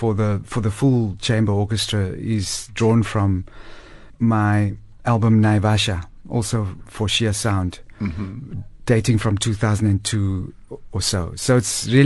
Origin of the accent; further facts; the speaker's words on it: Cape Town, Western Cape, South Africa; moved away as an adult; now in Johannesburg, South Africa; I'm born and bred in Crawford in Cape Town